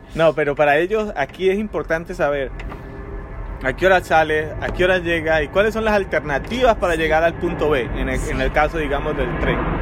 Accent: Colombia; moved away as an adult; also born or lived in Santiago de Chile; now in Netherlands; Yo crecí en Colombia

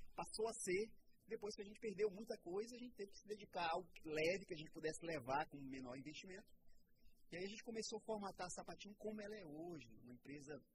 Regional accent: Porto Velho, Rondônia, Brazil; now in Manaus, Brazil; eu nasci em Porto Velho

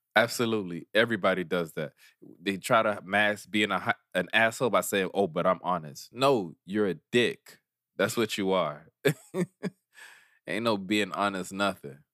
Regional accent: Miami, Florida, United States; we grew up near Wynwood

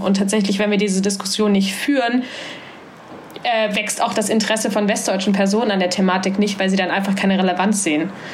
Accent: Halle, Saxony-Anhalt, Germany; moved away as an adult; now in Hamburg, Germany; Ich bin in Halle an der Saale groß geworden

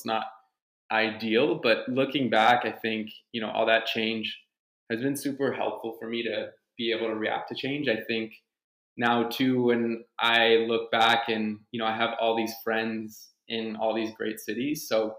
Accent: Cincinnati, Ohio, United States; born there; So my parents are French Canadian. They were born and raised in Quebec, but I was born in the US. So I was born in Cincinnati.

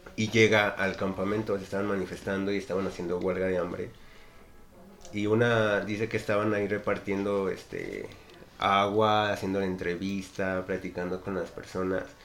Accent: Mexico; vivimos como mexicanos

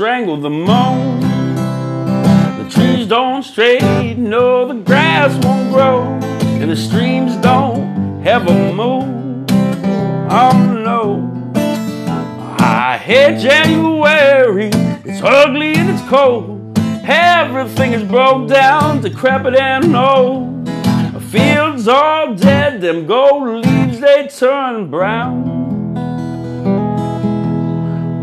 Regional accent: Glen Rock, United States; moved away; I grew up down in Glen Rock

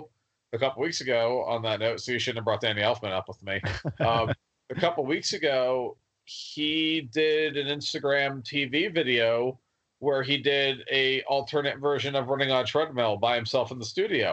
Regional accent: New Jersey, United States; I'm from New Jersey.

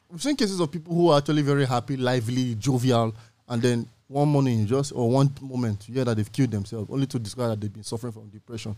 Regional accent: Nigeria; individually as Nigerians

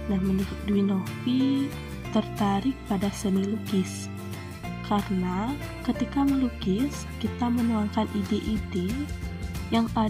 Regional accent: Bali, Indonesia; Jujur, saya orang Bali perempuan, saya tidak bisa menari.

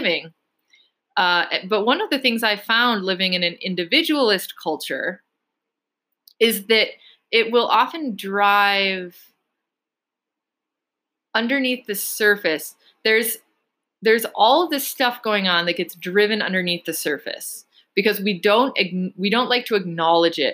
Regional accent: United States; being American

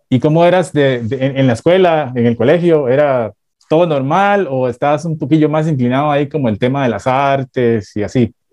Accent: Bogotá, Colombia; now in New York, United States; Soy de Bogotá, Colombia. De Bogotá.

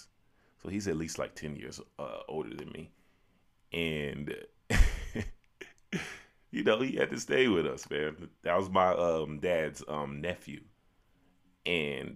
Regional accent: Chicago, Illinois, United States; growing up in 90s, Chicago, growing up in Chicago in the 90s

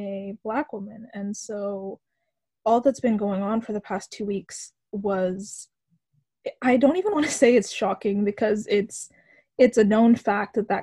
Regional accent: Victoria, British Columbia, Canada; also born or lived in Ottawa; I have been born and raised in Victoria, BC

